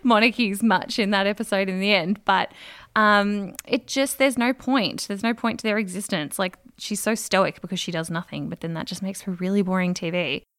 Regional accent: Australia; as an Australian

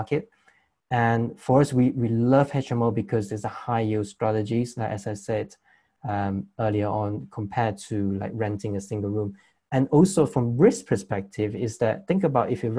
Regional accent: Malaysia; moved away as an adult; now in United Kingdom; I'm from Malaysia

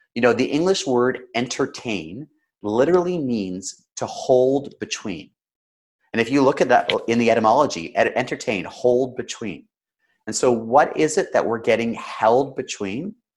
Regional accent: Canada; Now I'm Canadian

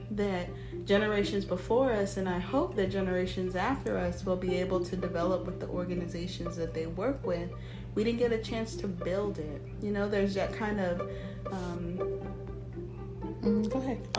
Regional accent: Germany; born there; I was born in Germany, I should say. My father's from Nigeria, my mother's from Panama. I've traveled all over the world.

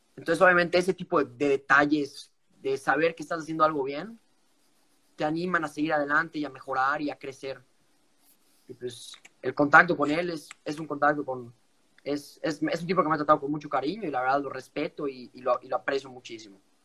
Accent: Mexico; moved away; como buen mexicano y orgulloso que soy

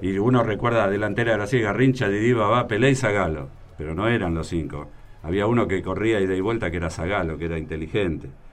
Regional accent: Argentina; nosotros somos argentinos

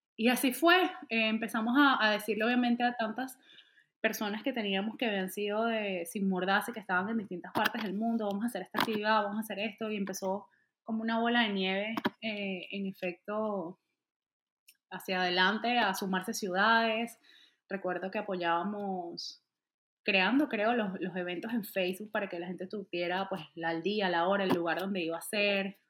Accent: Venezuela; moved away as an adult; now in Atlanta, United States; Salí de un día a otro, salí de Venezuela y salí, salí por Colombia

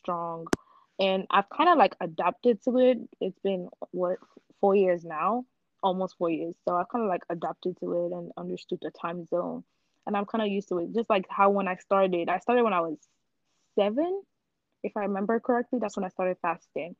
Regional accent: Nigeria; moved away; I'm gonna go back to growing up in Nigeria

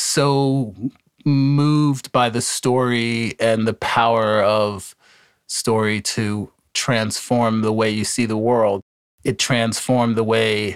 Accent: Easton, Pennsylvania, United States; moved away; I grew up in a small town in Pennsylvania called Easton, Pennsylvania.

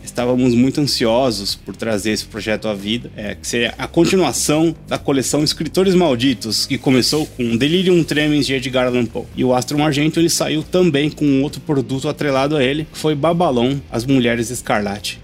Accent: São Paulo, Brazil; a gente é de São Paulo aqui

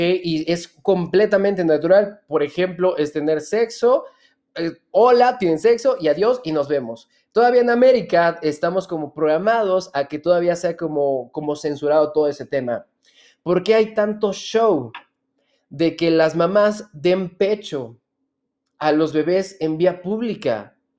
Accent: Hidalgo, Mexico; yo nací en Hidalgo?

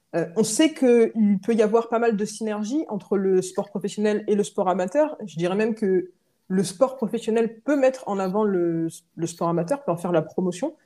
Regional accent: Rennes, Brittany, France; j'ai grandi à Rennes

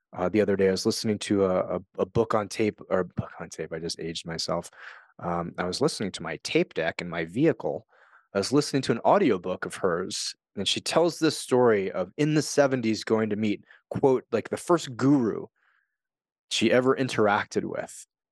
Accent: United States; moved away as an adult; also born or lived in Japan; I'm an American. I grew up in a system. I moved to Japan.

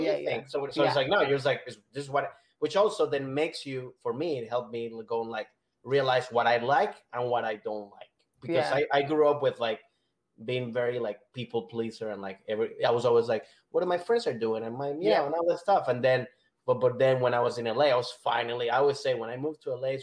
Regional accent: Venezuela; moved away; I grew up in Venezuela

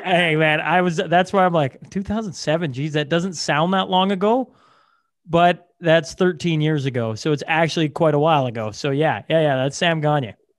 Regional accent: Hillmond, Saskatchewan, Canada; Hillmond uh, is my hometown.

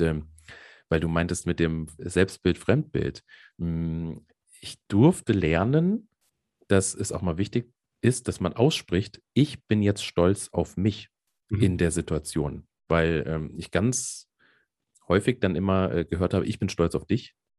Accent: Hesse, Germany; accent: Hessian; ich bin ja äh, halber Hesse

